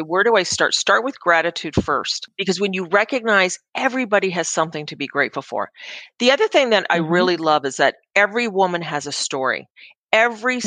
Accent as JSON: {"language": "English", "country": "Canada", "said": "as a Canadian"}